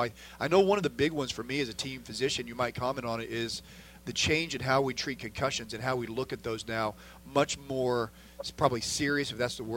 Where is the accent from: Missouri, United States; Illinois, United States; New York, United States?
Illinois, United States; Southern; I grew up in Southern Illinois, not that far from Bloomington